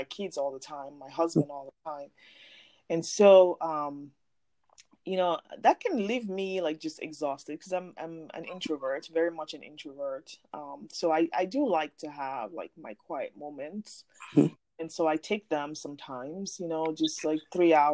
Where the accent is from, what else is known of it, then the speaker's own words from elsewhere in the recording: Nigeria; I'm from Nigeria